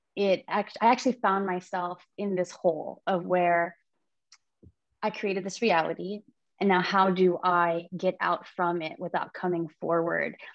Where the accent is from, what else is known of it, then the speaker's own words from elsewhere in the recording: Hawaii, United States; now in San Diego, United States; I am from San Diego. I've been here for quite a long time, originally from Hawaii.